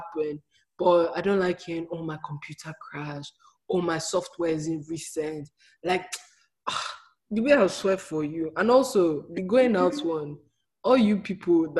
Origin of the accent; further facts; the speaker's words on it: Nigeria; moved away as an adult; also born or lived in America; I'm from Nigeria